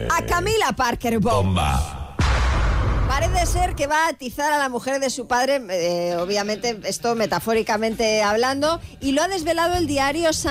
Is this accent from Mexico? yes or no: no; Zaragoza, Aragon, Spain; Yo soy de Zaragoza y orgullosa, pero tened cuidado porque ahora mismo tenéis a 100 o 200 personas de Huesca y Teruel muy ofendidas.